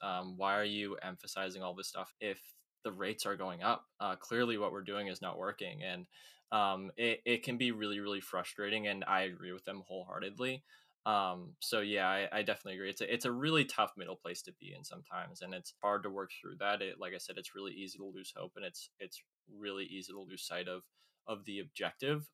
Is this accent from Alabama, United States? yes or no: no; Woburn, Massachusetts, United States; also born or lived in Lewiston, Maine; I'm 21 from Woburn, Massachusetts, uh, in the United States, which is about 10 miles north of Boston